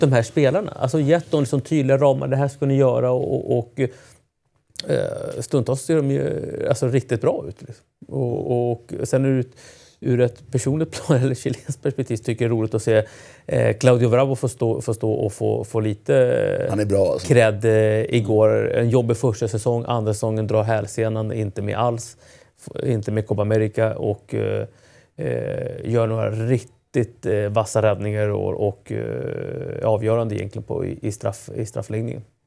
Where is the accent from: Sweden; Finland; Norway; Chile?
Chile; chilenska folket